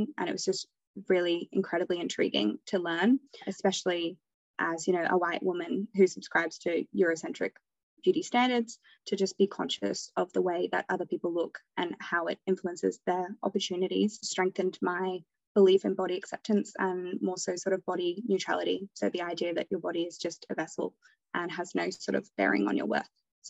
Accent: Hong Kong; also born or lived in England; now in Australia; So I was raised in Hong Kong and England and then moved later to Australia.

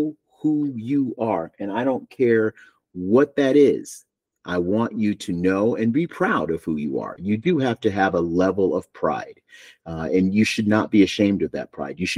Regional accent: Buffalo, New York, United States; now in Asheville, United States; I am from Buffalo, and I am proud

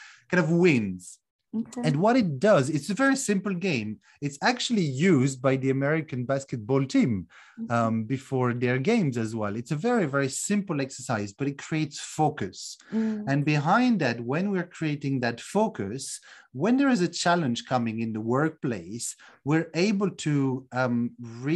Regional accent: France; also born or lived in United Kingdom / Netherlands; now in Romania; I'm originally from France, although I currently live in Romania after a number of other countries like the UK and Netherlands as well

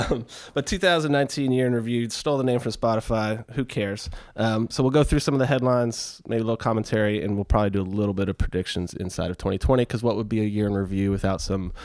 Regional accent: Houston, Texas, United States; I grew up in Houston.

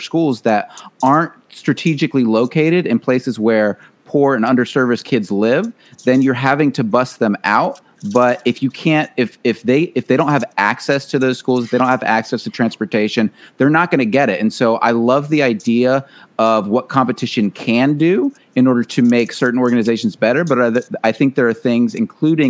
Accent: Georgia, United States; Chase actually and I grew up in Georgia.

